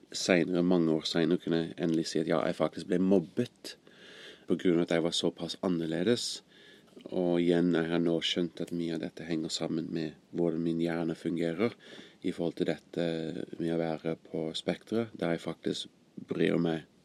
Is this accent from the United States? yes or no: yes; California, United States; also born or lived in Greece; now in Norway; Jeg kom opprinnelig fra California, men kom til Norge vel for litt over 20 år siden for første gang.